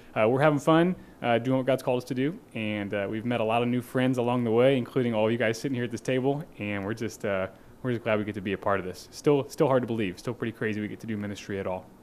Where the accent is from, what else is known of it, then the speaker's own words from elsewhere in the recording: Kansas City, Missouri, United States; also born or lived in Naperville, Illinois / Fort Myers, Florida; now in Springfield, United States; my formative years, most of them were spent in Kansas City, Missouri